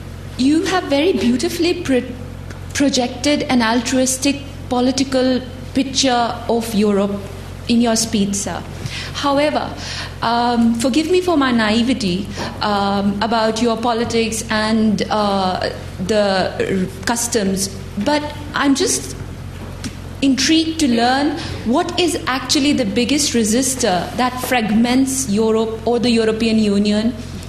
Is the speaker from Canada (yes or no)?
no; Pakistan; moved away; I'm originally from Pakistan.